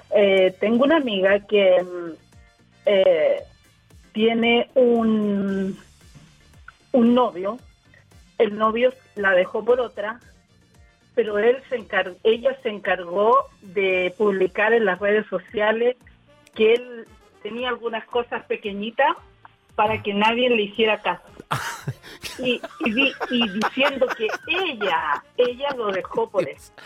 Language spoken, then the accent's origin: Spanish; Chile; moved away as an adult; now in United States; soy chilena